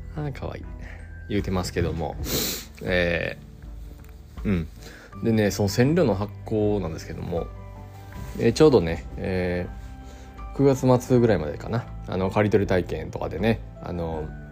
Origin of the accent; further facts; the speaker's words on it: Kyoto, Japan; 伏見のねうん僕の地元でもある